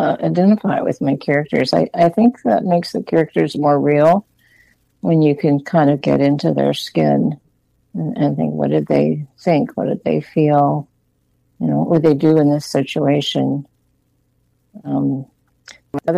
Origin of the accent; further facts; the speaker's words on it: Western Pennsylvania, United States; moved away; also born or lived in Massachusetts / Vermont; I grew up in Pennsylvania, Western Pennsylvania. It was a small town, not a suburb of Pittsburgh